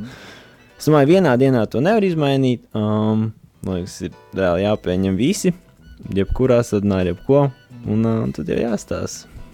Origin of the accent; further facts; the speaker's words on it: Latvia; mēs esam no Latvijas